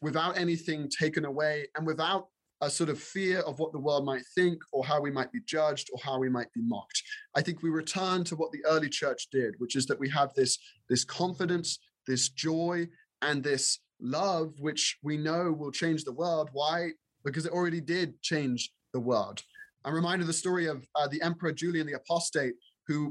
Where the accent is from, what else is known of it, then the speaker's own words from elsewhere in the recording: England, United Kingdom; now in United States; being raised in England